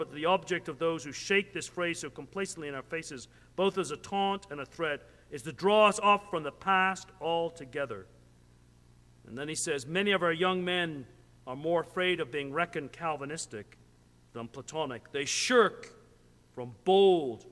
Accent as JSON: {"language": "English", "country": "Canada", "said": "I'm a Canadian"}